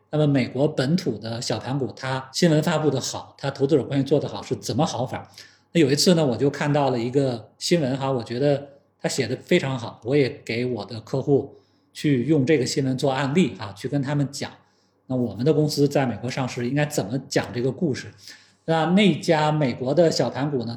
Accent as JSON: {"language": "Chinese", "country": "China", "said": "因为我们现在中国已经有很多行业是我们更领先"}